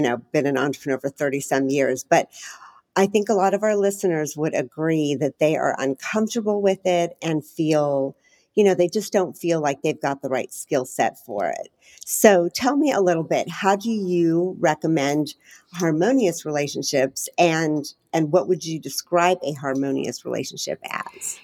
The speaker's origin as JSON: {"language": "English", "country": "Chile", "said": "I'm from Chile"}